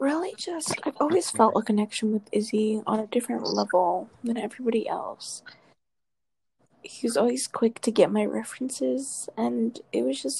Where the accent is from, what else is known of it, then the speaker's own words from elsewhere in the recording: Las Cruces, New Mexico, United States; we're both from Las Cruces, New Mexico. I'm born and raised.